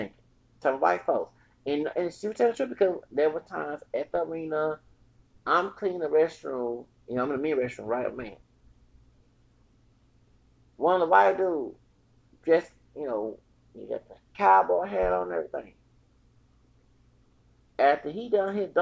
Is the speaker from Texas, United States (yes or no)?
yes; Texas, United States; I'm from Texas, from here with the Mexican part